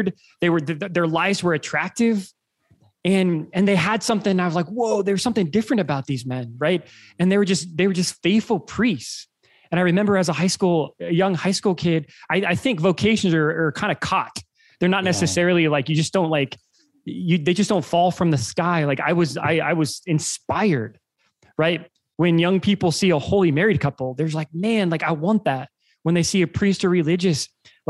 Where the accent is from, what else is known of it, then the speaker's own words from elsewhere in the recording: Lincoln, Nebraska, United States; I grew up in Lincoln, Nebraska